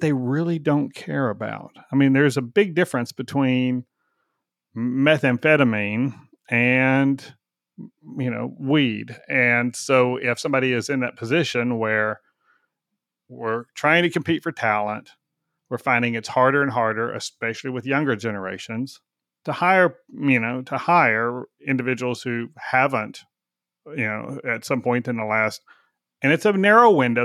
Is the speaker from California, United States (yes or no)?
no; Texas, United States; I'm a Texan